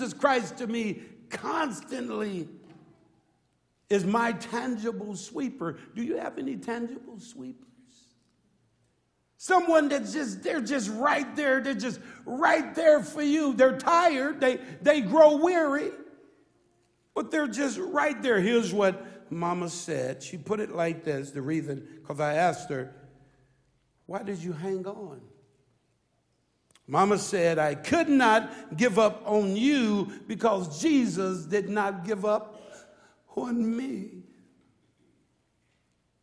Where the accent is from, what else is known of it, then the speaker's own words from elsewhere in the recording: Chicago, Illinois, United States; I grew up in Chicago, Illinois